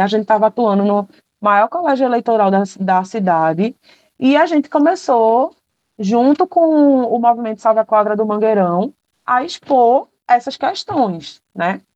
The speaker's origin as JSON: {"language": "Portuguese", "town": "Paulista", "region": "Pernambuco", "country": "Brazil", "tie": "born or raised there", "said": "Eu cresci em Paratibe"}